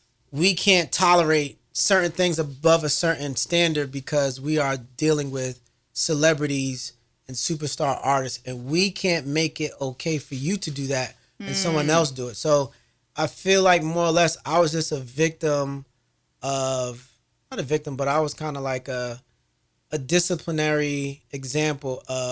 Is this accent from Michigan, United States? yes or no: no; New Jersey, United States; Because I'm from New Jersey.